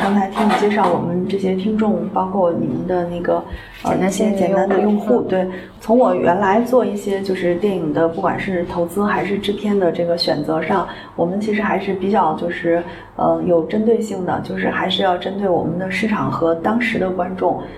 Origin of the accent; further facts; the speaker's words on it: Xi'an, Shaanxi, China; 我自己在西安的家就是，就是我爸妈，就是我从小长大那房子就是这么大一个地儿